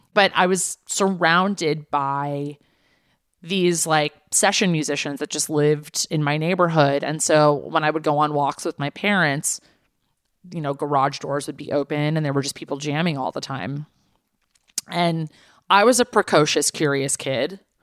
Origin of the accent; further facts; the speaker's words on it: Los Angeles, California, United States; growing up in the valley the valley is technically in Los Angeles